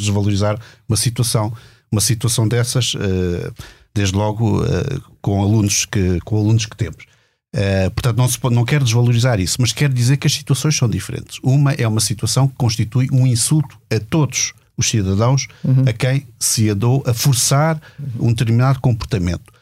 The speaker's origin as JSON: {"language": "Portuguese", "country": "Portugal"}